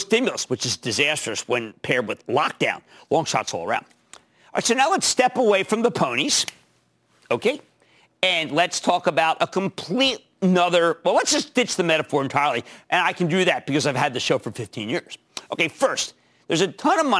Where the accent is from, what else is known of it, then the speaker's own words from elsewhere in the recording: Philadelphia, Pennsylvania, United States; because I'm from Philadelphia